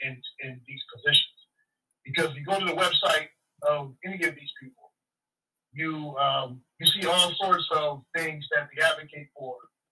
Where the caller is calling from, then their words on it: Houston, Texas, United States; also born or lived in Los Angeles; from Houston, by way of LA.